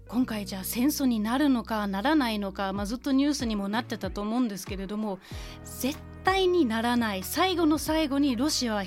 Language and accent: Japanese; Northern Germany, Germany; Japanese is a second language; moved away; 私あの北ドイツ出身で